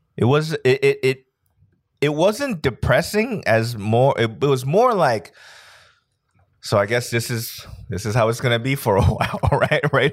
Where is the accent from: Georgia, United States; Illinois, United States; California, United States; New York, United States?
California, United States; Los Angeles; growing up in East L A, I'm the only Asian kid